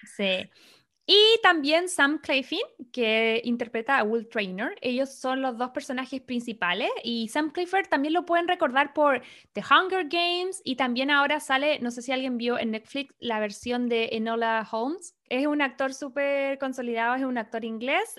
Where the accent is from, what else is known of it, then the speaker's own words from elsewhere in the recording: Chile; now in Los Angeles, United States; somos chilenas